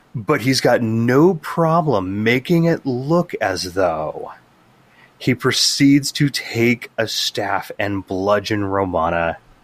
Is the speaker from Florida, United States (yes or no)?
no; California, United States; being a Californian